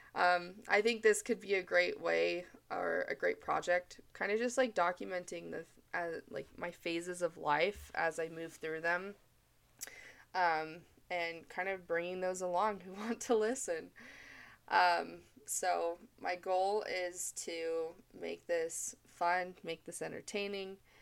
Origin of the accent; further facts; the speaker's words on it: Mesa, Arizona, United States; moved away as an adult; now in Utah, United States; I'm originally from Mesa, Arizona